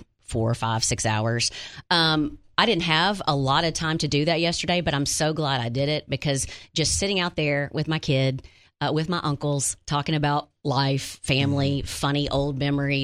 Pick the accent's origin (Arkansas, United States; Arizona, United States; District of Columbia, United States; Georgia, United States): Arkansas, United States; Wynne; moved away; Went to my hometown yesterday, Wynn